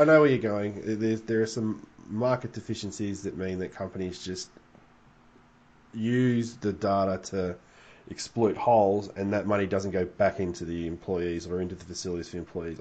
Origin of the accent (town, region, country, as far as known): Australia